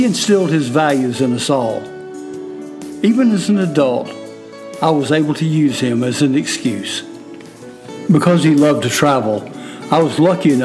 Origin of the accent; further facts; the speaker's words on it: Fort Mill, South Carolina, United States; I'm from Fort Mill, South Carolina